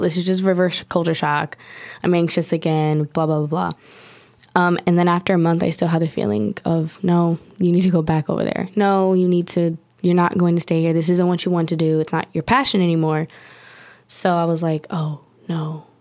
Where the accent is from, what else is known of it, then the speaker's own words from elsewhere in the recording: Long Beach, California, United States; moved away as an adult; now in Paris, France; I'm from Long Beach, California, born and raised